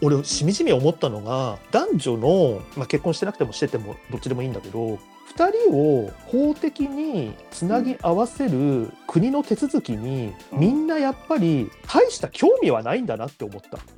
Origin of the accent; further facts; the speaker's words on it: Kanagawa, Japan; 俺は神奈川県民なんだけど